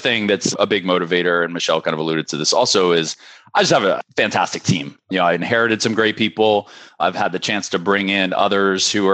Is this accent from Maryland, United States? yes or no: yes; Darnestown, Maryland, United States; I am based in Darnestown, Maryland, which is about 10 minutes from where I'm from. So I've been here, you know, essentially my whole life